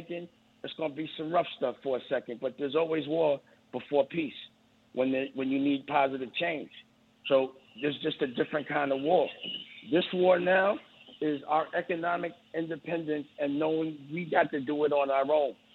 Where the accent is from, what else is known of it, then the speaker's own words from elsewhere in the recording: New York City, New York, United States; I'm from Harlem